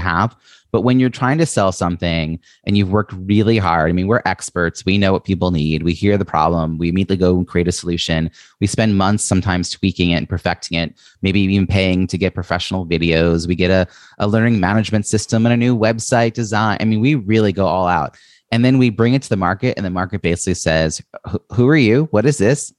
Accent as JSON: {"language": "English", "region": "New York", "country": "United States", "said": "I'm from New York"}